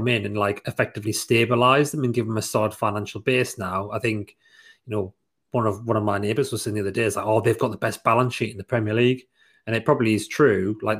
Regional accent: Sunderland, North East England, United Kingdom; we grew up in Sunderland

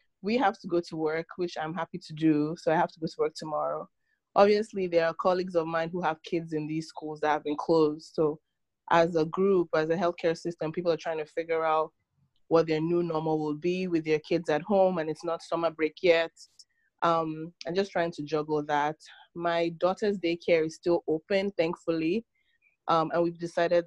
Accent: Nigeria; moved away as an adult; now in United States; I was born in Nigeria, and I moved to the States about 16 years ago for college

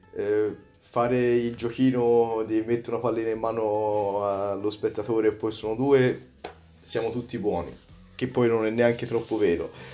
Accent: Prato, Tuscany, Italy; vengo da Prato, in Toscana, molto vicino a Firenze

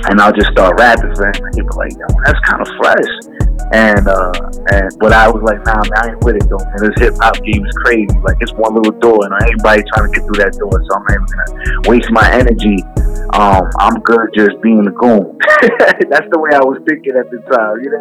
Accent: Jersey City, New Jersey, United States; also born or lived in West New York, New Jersey; grew up in Hudson County, New Jersey. Um, born and raised in Jersey City, then moved to uh, then pretty much bounced around Hudson County, but really lived in West New York, New Jersey for about eight years.

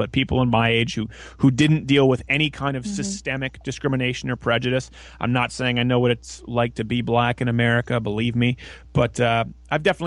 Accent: Quebec, Canada; also born or lived in Michigan; now in United States; being raised in French Canada, where I wasn't allowed to go to English schools

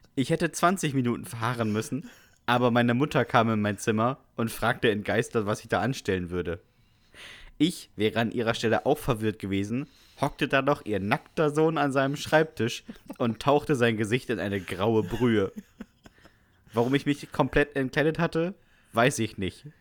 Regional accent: GDR, East Germany, Germany; Ich bin aus der DDR

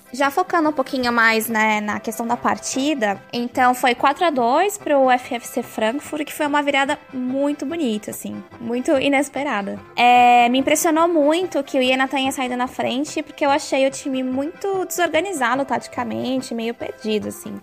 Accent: Brazil; eu sou brasileira

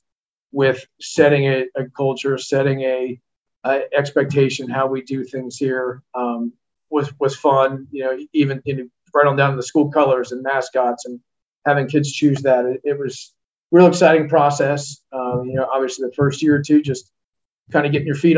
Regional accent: Loudoun County, Virginia, United States; I was born and raised in Loudoun County

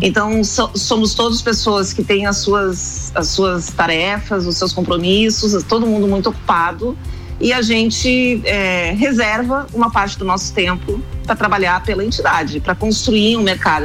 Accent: Porto Alegre, Rio Grande do Sul, Brazil; moved away as an adult; now in Florianópolis, Brazil; eu nasci em Porto Alegre, e eu, mas eu moro há muitos anos já 35 anos eu moro em Florianópolis

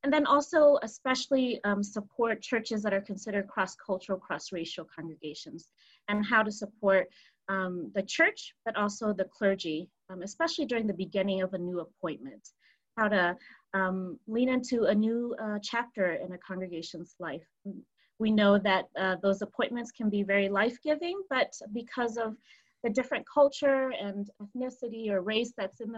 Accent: Michigan, United States; moved away as an adult; now in Colorado, United States; I'm born and raised in Michigan

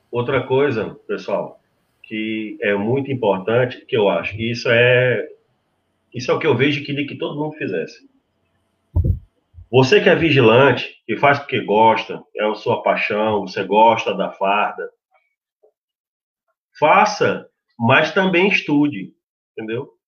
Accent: Portugal; now in Brazil; Eu, sendo português, eu como português, eu não sou cidadão brasileiro, eu, sendo português, indo para o Brasil, para eu exercer a profissão de vigilante

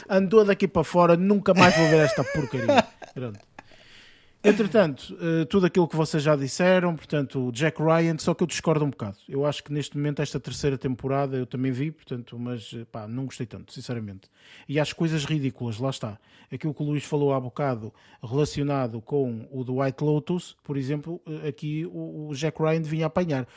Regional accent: Portugal; nós sendo portugueses

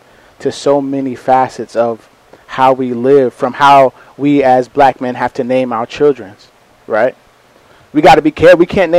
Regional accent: New York, United States; I was born and raised in New York.

